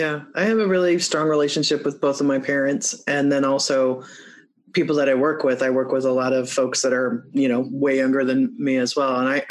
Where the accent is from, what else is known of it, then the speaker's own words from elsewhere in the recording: Muskegon, Michigan, United States; born there; Because I was born in Michigan. And I was born in Muskegon, and my family's from Bay City in Alma.